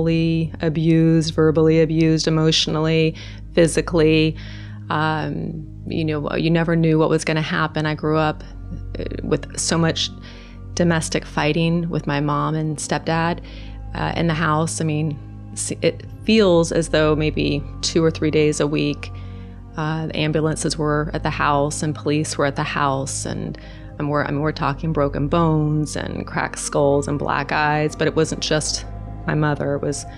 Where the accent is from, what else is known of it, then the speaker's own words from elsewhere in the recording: Norway; moved away; originally I'm from Norway, and all of my family in Norway are unbelievers